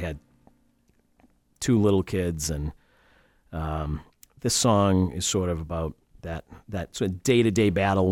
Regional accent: Brockton, Massachusetts, United States; also born or lived in Scituate, Massachusetts / Boston, Massachusetts; I'm actually originally from Brockton, Mass. Moved to Scituate in eighth grade, went to high school here

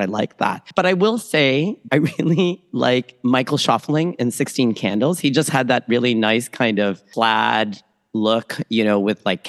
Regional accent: Toronto, Ontario, Canada; also born or lived in Manila, Philippines; born in Manila, Philippines, raised in Toronto, Canada

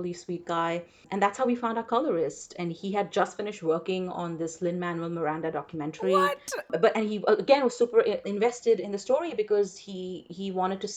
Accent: India; first language English; moved away as an adult; also born or lived in Chicago; now in United States; growing up in India

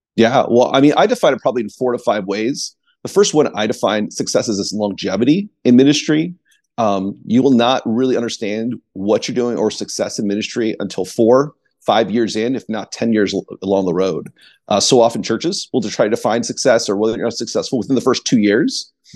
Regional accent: East Coast, United States; I grew up on the East Coast, uh, as a pastor's kid

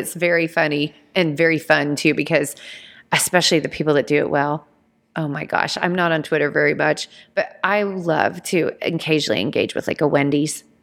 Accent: Georgia, United States; I grew up in Georgia

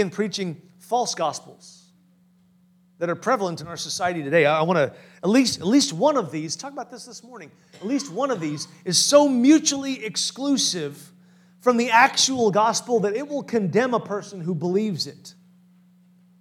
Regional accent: Farmers Branch, Texas, United States; I grew up in Farmers Branch, very close to the Word of Faith Church

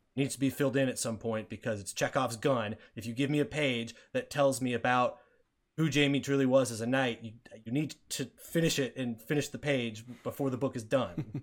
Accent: United States; we're American.

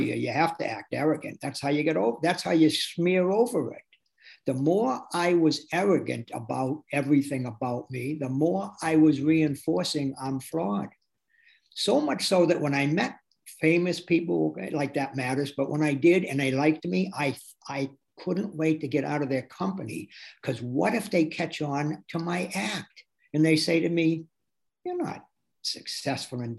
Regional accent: Athol, Massachusetts, United States; moved away as an adult; also born or lived in Amherst, Massachusetts / Boston, Massachusetts; I was born in Athol, a little mill town 30 miles outside of Amherst.

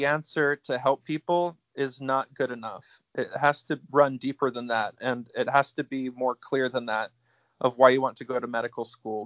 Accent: Utah, United States; moved away as an adult; also born or lived in Alabama; I grew up in Utah and went to Alabama

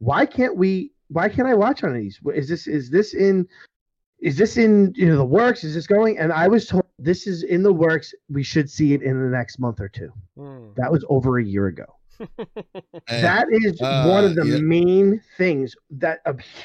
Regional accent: New York, United States; I'm from New York

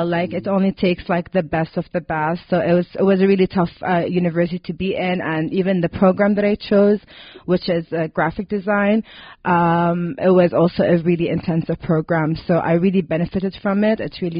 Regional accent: Lebanon; also born or lived in Riyadh, Saudi Arabia; So I was born in Riyadh, Saudi Arabia. My parents are both from there. And then my parents decided to move the whole family to Lebanon when I was around 8 or 9.

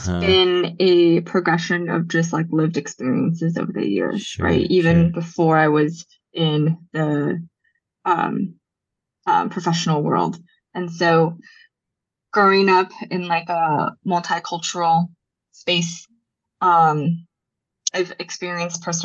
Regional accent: Culver City, California, United States; first language Japanese; I grew up in Culver City

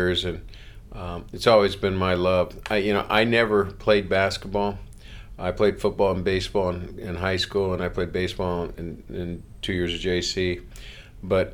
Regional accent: Los Angeles, California, United States; I grew up in Los Angeles

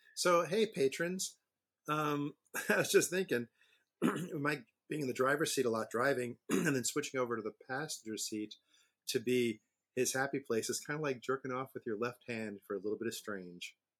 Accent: New York City, New York, United States; now in North Carolina, United States; I grew up in New York City, but with a summer house in the Pocono Mountains of Pennsylvania

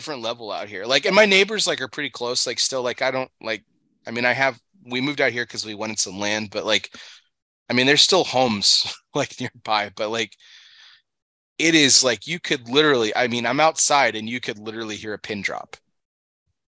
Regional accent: El Paso, Texas, United States; moved away; I grew up in El Paso, Texas, moved out here

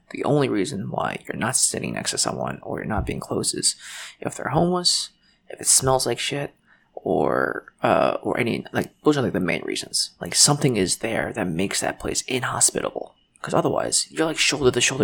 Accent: United States; also born or lived in Shanghai, China; I was born in China, but I came to America when I was four months old

